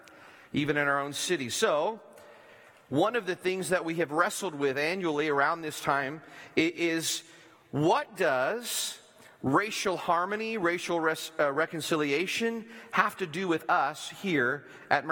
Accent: Bootheel, Missouri, United States; moved away; from where we used to live in Missouri, where I grew up in the Boot Hill

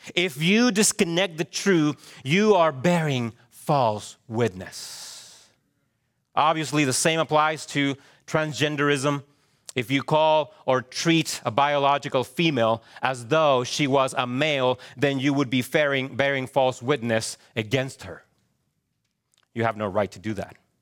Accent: Chile; moved away; I am a Hispanic male. True? Yes. I was born in Chile.

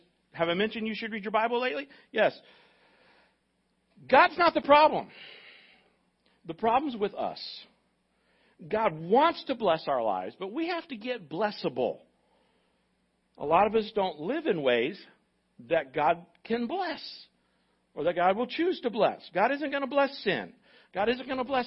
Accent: United States; as an American

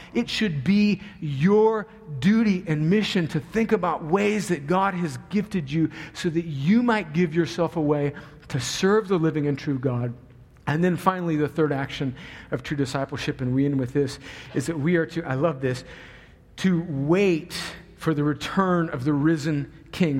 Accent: United States; moved away; I grew up on the Mexican border

